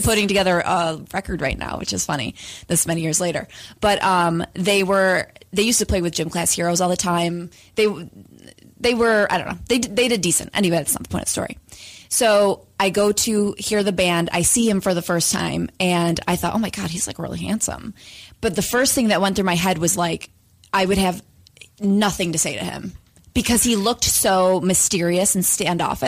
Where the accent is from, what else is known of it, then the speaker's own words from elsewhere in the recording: upstate New York, United States; now in Los Angeles, United States; we both live in Los Angeles currently, but we're both from upstate New York originally